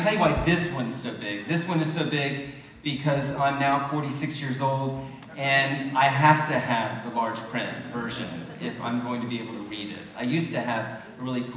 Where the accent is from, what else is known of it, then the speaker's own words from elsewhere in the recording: Deep South, United States; moved away; I didn't grow up around here. I grew up in the Deep South